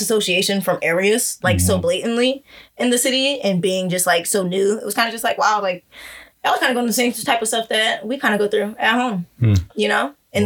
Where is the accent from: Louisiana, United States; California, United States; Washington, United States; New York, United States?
Louisiana, United States; New Orleans; moved away as an adult; now in Richmond, United States; I'm born and raised in New Orleans